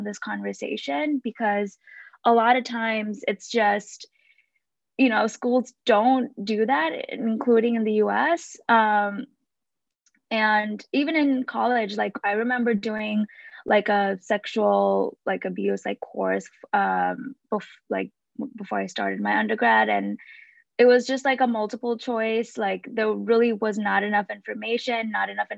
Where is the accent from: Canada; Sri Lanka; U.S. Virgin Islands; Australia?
Sri Lanka; moved away as an adult; now in United States; I was born and raised in Sri Lanka, and I moved to the US when I was 18 for college